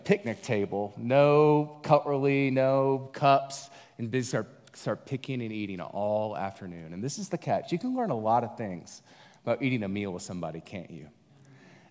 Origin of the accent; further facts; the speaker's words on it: Tennessee, United States; also born or lived in Louisiana; I grew up in Tennessee by way of Louisiana. I have Cajun parents